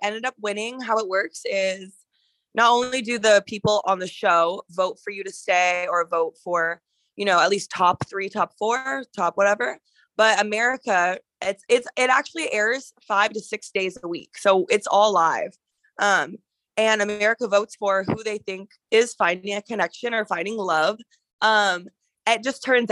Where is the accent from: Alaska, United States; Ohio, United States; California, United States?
Alaska, United States; moved away as an adult; now in Arizona, United States; I actually was born and raised in Alaska like my whole life